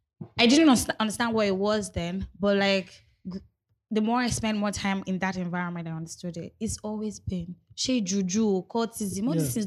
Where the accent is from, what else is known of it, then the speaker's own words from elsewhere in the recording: Lagos, Nigeria; I grew up in Agbaya State, right? Agbaya State is so solemn. It's so bad that nothing happens on the estate. You can't buy anything.